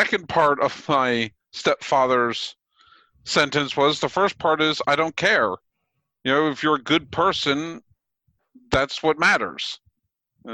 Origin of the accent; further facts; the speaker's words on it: Boyertown, Pennsylvania, United States; I grew up in Boyertown, which is right on the edge of the conservative part of Pennsylvania